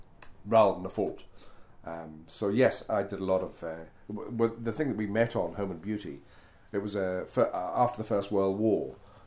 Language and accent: English; Glasgow, Scotland, United Kingdom; also born or lived in London; Well, I was born in London, in South London, and then we moved up to Glasgow.